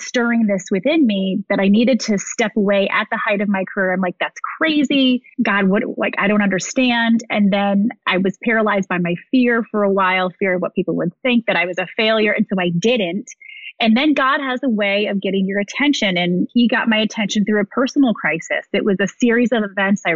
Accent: Midwest, United States; moved away as an adult; also born or lived in Ohio / Chicago / New York; born and raised in the Midwest

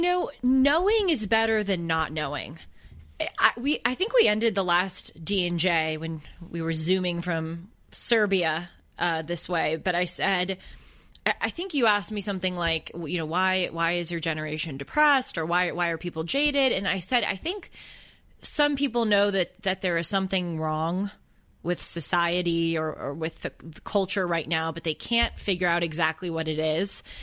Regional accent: Boston, Massachusetts, United States; accent: Boston; my Boston accent

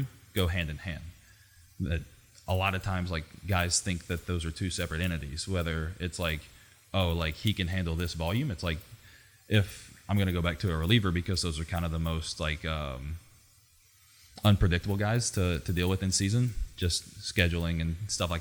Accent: Southwest Arkansas, United States; moved away; I'm from a super small town. I grew up in Southwest Arkansas in a town of 10,000 people.

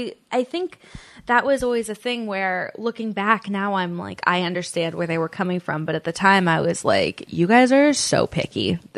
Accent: the Bay Area, California, United States; moved away as an adult; also born or lived in New York City; I grew up in the Bay Area.

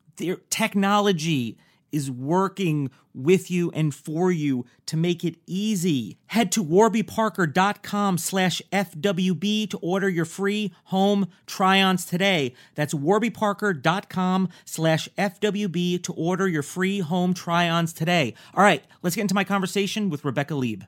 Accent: New York, United States; I'm from New York

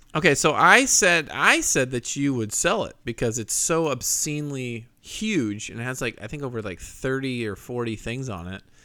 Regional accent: Scotland, United Kingdom; I am Scottish

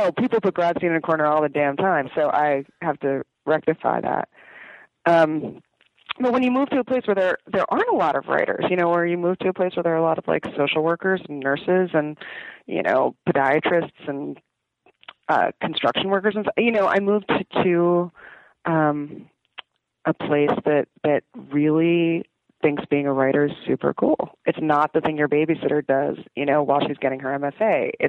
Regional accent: New Jersey, United States; also born or lived in Brooklyn, New York / Los Angeles / New York City / the Bronx; I was born in Brooklyn. And my family lived in LA for a little while. And then I did most of my growing up in New Jersey. But when I was 17, I left for college in New York City. And I stayed there till I was 31. And now I've lived in New Jersey for the past 5 years.

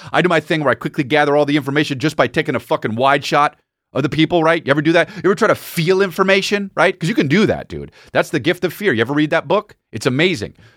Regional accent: United States; I'm American

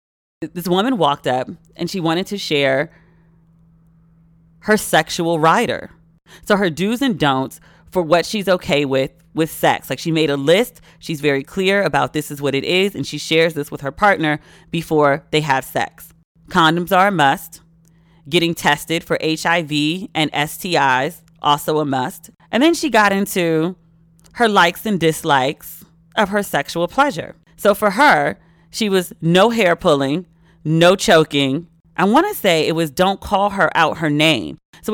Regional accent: Maryland, United States; accent: Maryland; Like I went to New York and the first thing I did was try to get rid of my Merlin accent. I go to the carry out, not the curry out.

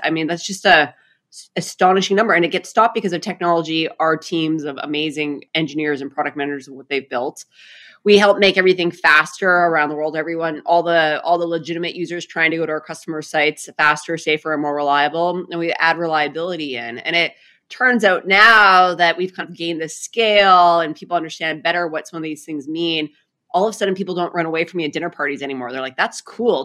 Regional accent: Saskatchewan, Canada; moved away as an adult; I grew up in a uh, province called Saskatchewan, which is kind of the prairie province of Canada.

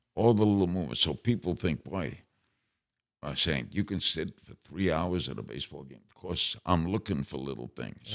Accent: New York City, New York, United States; I grew up in Brooklyn.

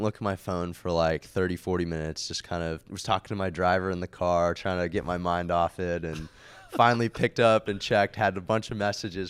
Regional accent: New York, United States; also born or lived in California / Beijing, China; So I was born in California and lived there till I was about 8, but then we moved around. We lived in Beijing, actually, for about 5-6 years, yeah, and then ended up in Westchester, New York for the rest of my childhood.

